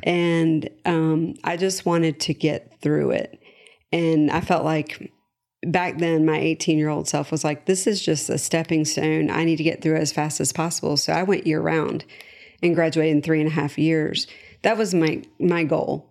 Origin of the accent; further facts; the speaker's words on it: Charlotte, North Carolina, United States; I was born and raised in Charlotte.